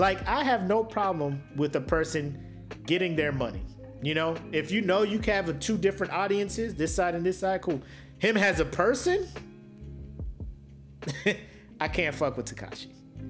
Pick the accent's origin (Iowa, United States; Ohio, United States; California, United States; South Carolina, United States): South Carolina, United States; born there; I was born in South Carolina. Dad was in the Marines, moved all over.